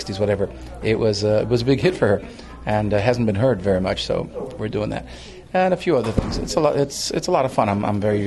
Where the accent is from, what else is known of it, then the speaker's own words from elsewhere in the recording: Greece; moved away; I'm from Greece originally